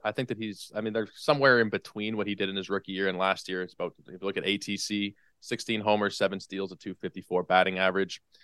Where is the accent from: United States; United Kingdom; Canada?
Canada; as a Canadian